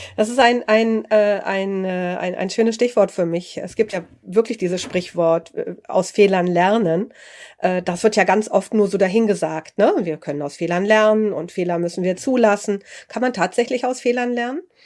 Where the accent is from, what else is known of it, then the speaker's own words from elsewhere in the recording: Germany; als Deutsche